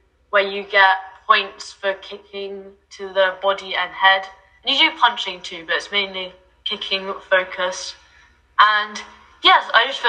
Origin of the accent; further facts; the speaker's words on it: London, United Kingdom; I'm from North London, like Camden area.